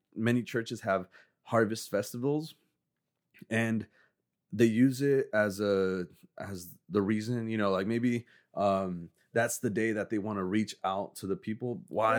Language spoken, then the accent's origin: English; Mexico; moved away; I grew up in Mexico